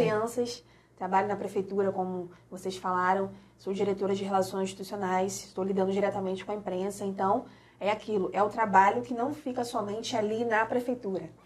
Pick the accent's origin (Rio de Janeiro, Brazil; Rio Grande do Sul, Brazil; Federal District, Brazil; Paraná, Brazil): Rio de Janeiro, Brazil; now in Valença, Brazil; eu sou carioca, a família é toda do Rio de Janeiro